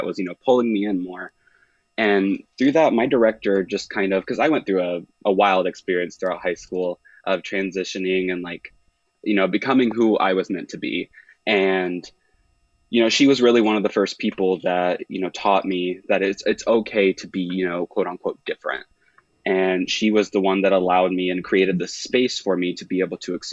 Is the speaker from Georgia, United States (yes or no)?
no; Indianapolis, Indiana, United States; I'm from the Indianapolis area